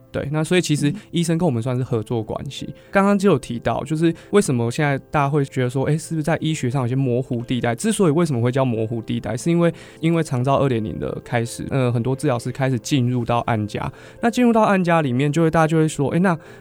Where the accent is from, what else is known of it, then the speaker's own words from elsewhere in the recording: Hsinchu, Taiwan; 我是新竹人，住北，然后外婆家在北浦、峨眉那边，然后所以我们都会经过竹东跟市广交响园